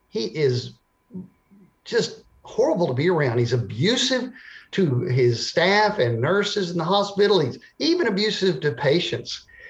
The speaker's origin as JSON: {"language": "English", "region": "Texas", "country": "United States", "tie": "born or raised there", "said": "So I grew up in Texas. I grew up in a Christian family."}